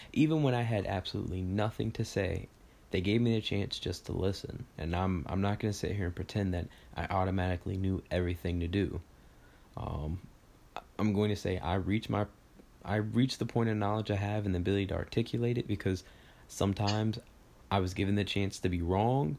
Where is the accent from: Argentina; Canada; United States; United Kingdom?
United States; Texas; I grew up in Texas